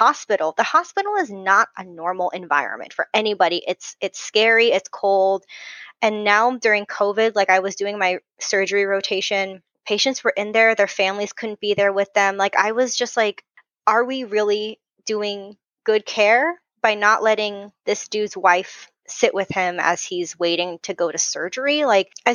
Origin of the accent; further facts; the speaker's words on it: Southern California, United States; accent: SoCal; I'm from SoCal, so my real SoCal voice is, I mean, I'll say like more times than you can count